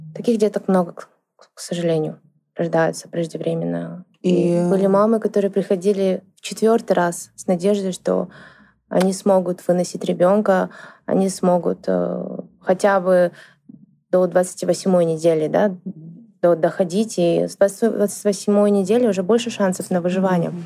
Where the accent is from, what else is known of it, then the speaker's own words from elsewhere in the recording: Shymkent, Kazakhstan; в городе Шимкент, это в, в моем родном городе